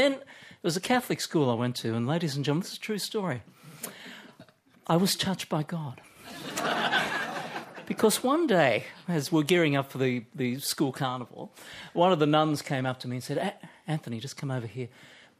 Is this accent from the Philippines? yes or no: no; Hobart, Tasmania, Australia; I grew up in Hobart. It was freezing.